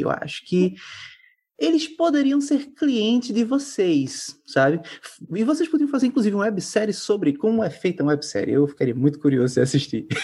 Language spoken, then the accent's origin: Portuguese; Caruaru, Pernambuco, Brazil; Sou de Caruaru